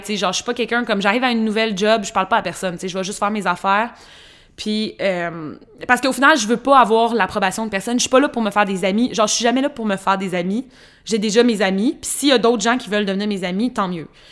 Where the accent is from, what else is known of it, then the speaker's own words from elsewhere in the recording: Trois-Rivières, Quebec, Canada; j'ai grandi dans une petite ville, Trois-Rivières